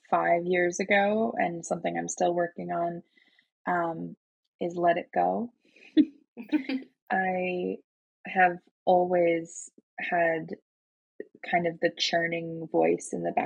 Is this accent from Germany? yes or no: yes; Germany; being like half German, half Chinese, growing up in Germany, then moving around a lot.